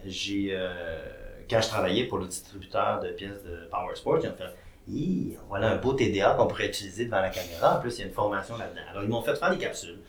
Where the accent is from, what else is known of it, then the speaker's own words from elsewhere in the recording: Quebec, Canada; j'étais un petit gars originaire du Saguenay-Lac-Saint-Jean